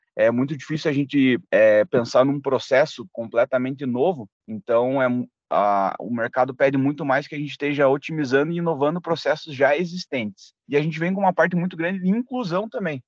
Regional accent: Ponta Grossa, Paraná, Brazil; Sou natural aqui de Ponta Grossa

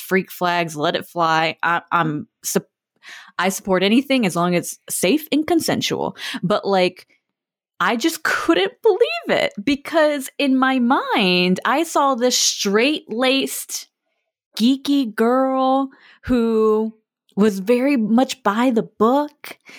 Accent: Florida, United States; I'm from Florida

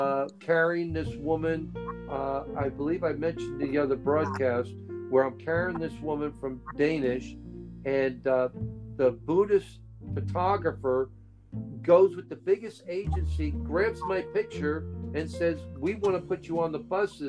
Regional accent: Hawaii, United States; I came all the way from Hawaii, you know, to go to Denmark and Sweden to help out for 2 years.

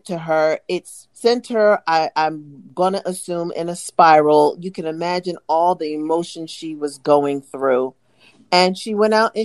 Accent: East Coast, United States; now in West Coast, United States; Two mothers, two wives, two friends, originally from the East Coast, now residing on the West Coast

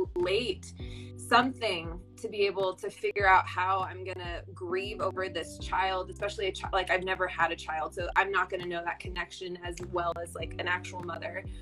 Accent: Fresno, California, United States; I'm from Central California, Fresno, so uh, did some local theater there

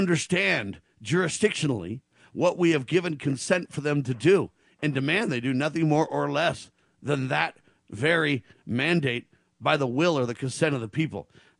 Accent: United States; I, as an American citizen

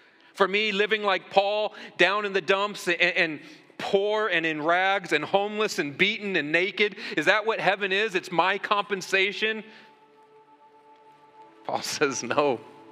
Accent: United States; here in America, we beg God as American Christians all the time

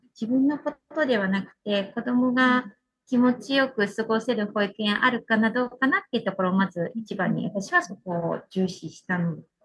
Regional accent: Toyama, Japan; moved away as an adult; also born or lived in Kanoya, Kagoshima; now in Uozu, Japan; 生まれ育ったのは富山市なんですけど

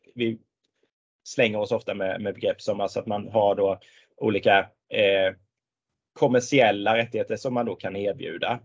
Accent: Tingsryd, Kronoberg County, Sweden; när jag växte upp så växte jag upp på landet i, i Småland

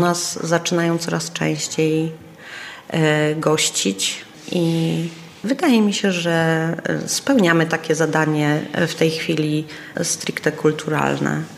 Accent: Kraków, Lesser Poland, Poland; first language Polish; moved away as an adult; also born or lived in Chrzanów; now in Cieszyn, Poland; pochodzę z Chrzanowa, że, że moje młodzieńcze lata to był Kraków

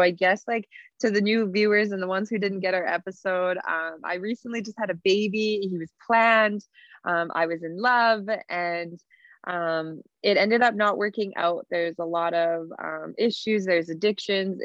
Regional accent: Cree Nation on Treaty 4 territory, Saskatchewan, Canada; I'm from Pithecanasis Cree Nation on Treaty 4 territory

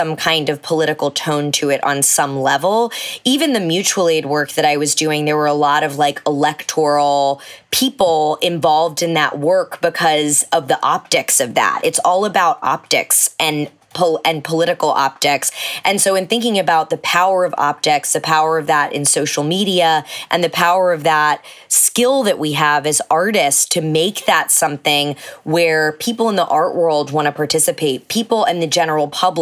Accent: Texas, United States; growing up in evangelical Texas

